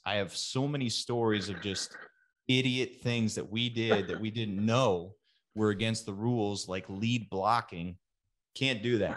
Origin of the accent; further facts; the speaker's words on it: Katy, Texas, United States; moved away; west of Houston called Katy. And that's, that's where I'm from